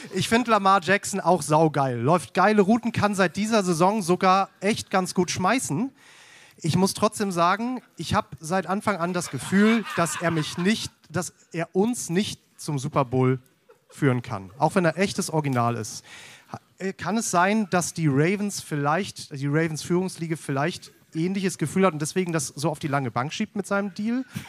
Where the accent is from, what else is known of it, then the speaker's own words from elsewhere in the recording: Germany; moved away as an adult; now in Haßloch, Germany; Eig eigentlich komme ich aus Hamburg äh, oder aus dem Kreis Segeberg